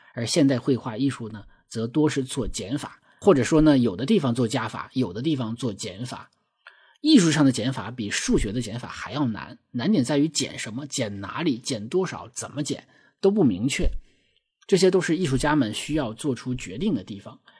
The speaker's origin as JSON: {"language": "Chinese", "region": "Northeast China", "country": "China", "accent": "Northeastern (Dongbei)", "said": "我们东北话把这种身形叫做麻杆儿"}